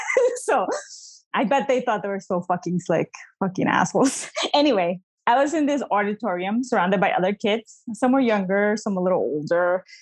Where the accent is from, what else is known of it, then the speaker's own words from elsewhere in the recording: New Jersey, United States; born there; also born or lived in Bolivia; I was born in New Jersey, but both my parents are Bolivian immigrants.